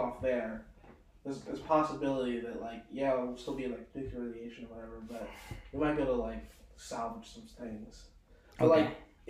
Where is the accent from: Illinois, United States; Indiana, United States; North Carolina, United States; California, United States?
California, United States; I'm from the Bay Area.